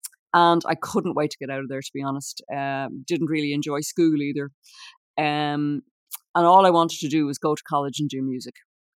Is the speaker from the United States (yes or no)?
no; Dublin, Leinster, Ireland; Well, I was born and bred there, but my parents would have come from, they were both from Dublin, but they different parts of Dublin.